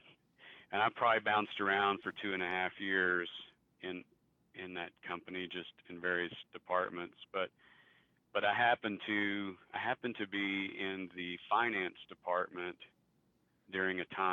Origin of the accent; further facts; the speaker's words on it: Pampa, Texas, United States; now in Amarillo, United States; We grew up together in Pampa